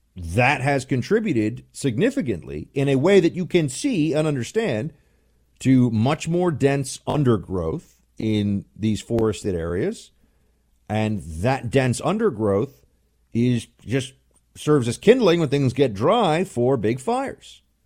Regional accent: United States; I'm an American. I'm a citizen.

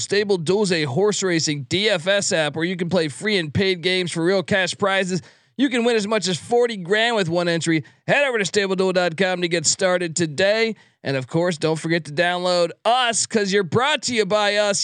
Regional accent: East Coast, United States; I grew up on the East Coast

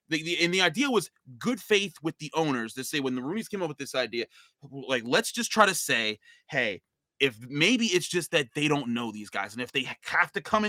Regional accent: Pittsburgh, Pennsylvania, United States; I grew up in Pittsburgh.

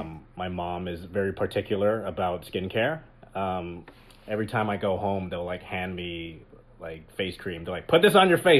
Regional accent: Richmond, British Columbia, Canada; moved away as an adult; now in Los Angeles, United States; I'm from Vancouver. Okay. Yeah. I grew up there, born and raised. I moved to LA when I was... I think it's now been 11 years. I've been in LA for 11 years.

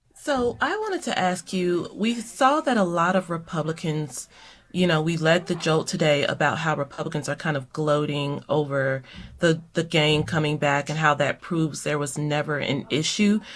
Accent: Louisville, Kentucky, United States; moved away; also born or lived in Tampa / Atlanta; my hometown, the Louisville Cardinals.

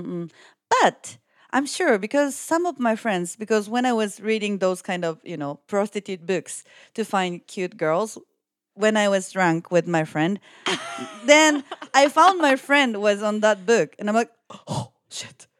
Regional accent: Yokohama, Kanagawa, Japan; I'm currently working as a reporter and kind of like a producer in Japan. And I was born and raised in Yokohama

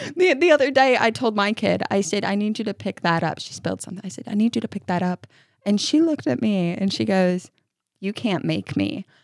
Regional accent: New York, United States; now in Kentucky, United States; I grew up in New York

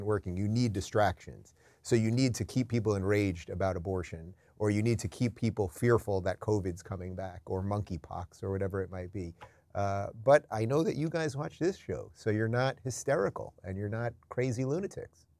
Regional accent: New York City, New York, United States; now in Florida, United States; born in Brooklyn

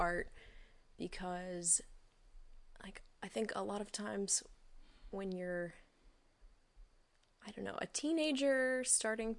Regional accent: Wilmington, North Carolina, United States; also born or lived in Greensboro, North Carolina; I was born in Wilmington, North Carolina. So, that's down on the coast

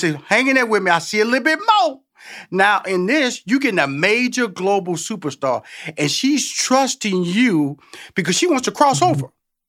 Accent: Houston, Texas, United States; And I'm from Houston, Texas, okay? So I'm from Tex-Mex. I'm from Selena country, okay?

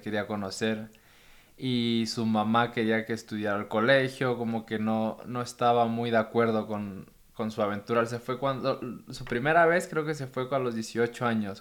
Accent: Puerto Escondido, Oaxaca, Mexico; Y yo nací ahí en Puerto Escondido

